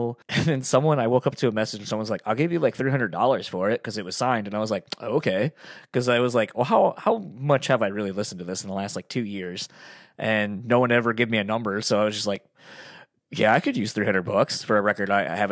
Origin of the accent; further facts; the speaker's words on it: near Kalamazoo, Michigan, United States; moved away; also born or lived in Delaware; the town I grew up in near Kalamazoo